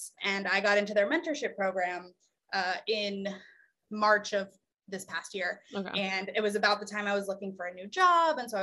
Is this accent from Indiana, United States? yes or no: yes; Indiana, United States; moved away as an adult; now in Los Angeles, United States; I am from Indiana.